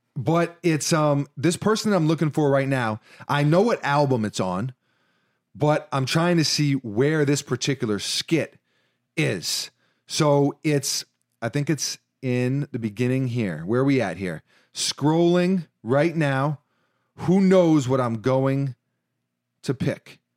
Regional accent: New York, United States; in my D N A as a New Yorker

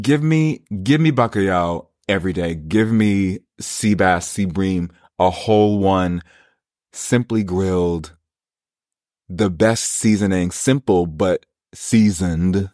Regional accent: New York City, New York, United States; I grew up in New York City

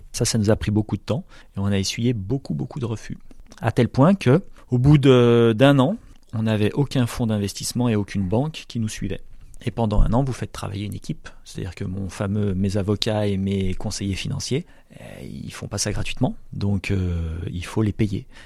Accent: the Alps, France; moved away as an adult; also born or lived in south-west France; j'ai grandi dans les Alpes

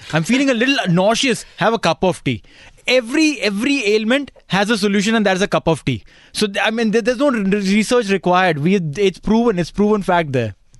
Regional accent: India; I come from India.

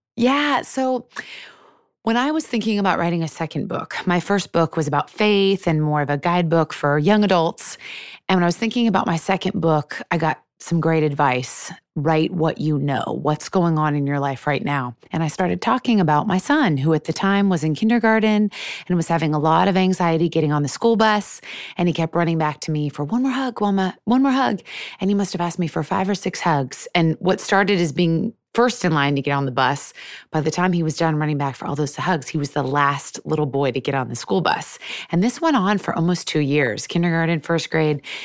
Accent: Seattle, Washington, United States; I was born and raised in Seattle.

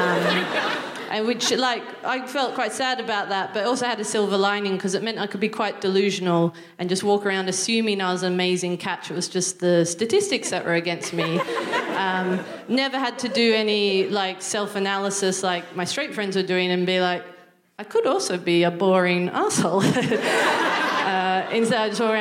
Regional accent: Newcastle, New South Wales, Australia; moved away as an adult; now in United Kingdom; I'm from Newcastle, which is just north of Sydney

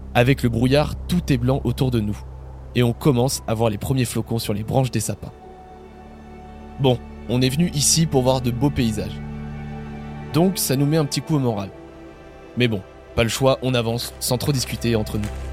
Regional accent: Normandy, France; moved away; je suis normand à l'origine

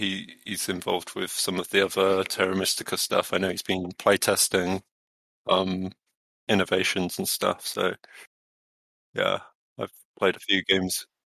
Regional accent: Wales, United Kingdom; accent: Midlands; Oh, well, I do have a Midlands accent, but you know, I grew up in Pembrokeshire

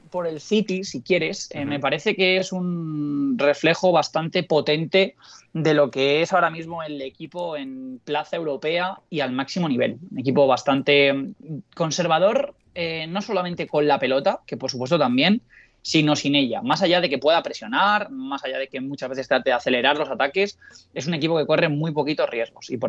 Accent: Canary Islands, Spain; por otro lado, no quisiera, no quisiera hacerlo de comportarte del lugar del que vienes, porque yo vengo de Canarias.

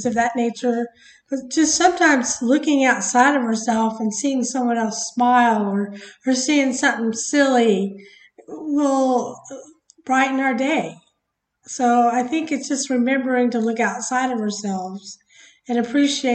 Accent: United States; obviously we're from America, but, I think America, as Americans, we can kind of be spoiled

